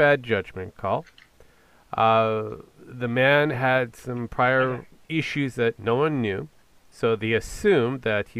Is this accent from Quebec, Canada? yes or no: no; British Columbia, Canada; my hometown.